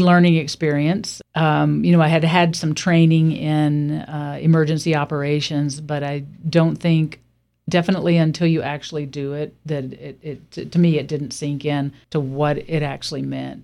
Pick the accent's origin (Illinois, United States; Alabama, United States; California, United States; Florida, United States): Alabama, United States; now in Warm Springs, United States; I grew up in Alabama in a small town, much smaller than Warm Springs